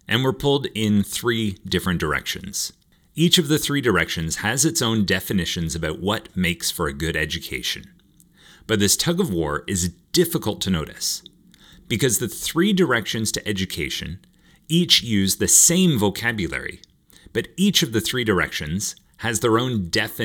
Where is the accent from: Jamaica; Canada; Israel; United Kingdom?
Canada; growing up in Canada, the typical primary school was kindergarten to grade 8